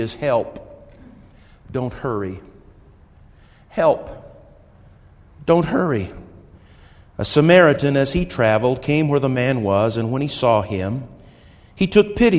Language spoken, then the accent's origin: English; Wichita, Kansas, United States; now in Colorado, United States; I grew up in Wichita